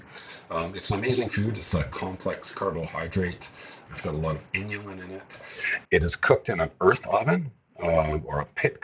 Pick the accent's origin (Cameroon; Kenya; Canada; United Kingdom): Canada; Vancouver, British Columbia; moved away as an adult; I grew up in Vancouver